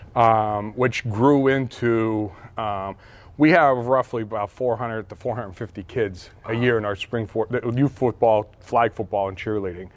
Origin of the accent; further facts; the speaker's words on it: Hazleton, Pennsylvania, United States; moved away; I grew up in Hazleton